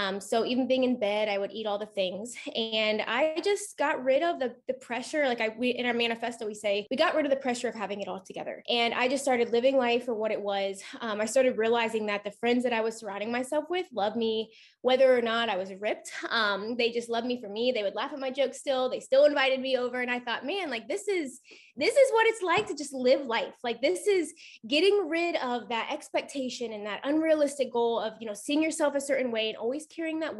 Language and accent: English; Columbus, Ohio, United States; I'm 29 from Columbus, Ohio